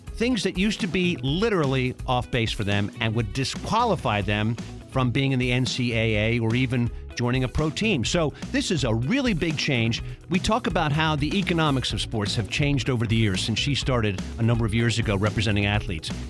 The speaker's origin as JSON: {"language": "English", "town": "Baltimore", "region": "Maryland", "country": "United States", "tie": "born or raised there", "said": "I grew up in Baltimore"}